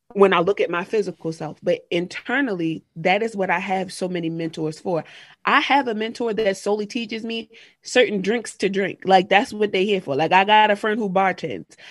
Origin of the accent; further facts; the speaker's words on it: Harford County, Maryland, United States; I grew up in Harford County, Maryland, which really is like a rural area.